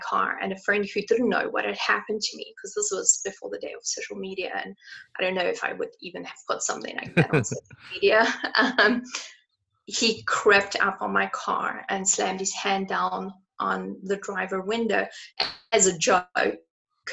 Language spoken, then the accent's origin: English; South Africa; I grew up in South Africa where you get your license at the age of 18